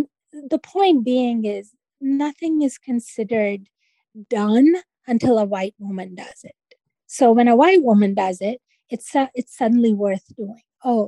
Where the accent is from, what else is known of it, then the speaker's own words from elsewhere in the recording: Pakistan; I take the women that I knew growing up in Pakistan and, they weren't rebellious, but they were very resilient and they raised families and they educated their kids